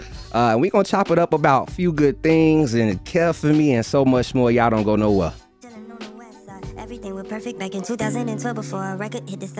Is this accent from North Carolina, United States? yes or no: no; Chicago, Illinois, United States; I'm from the West Side. I rep 290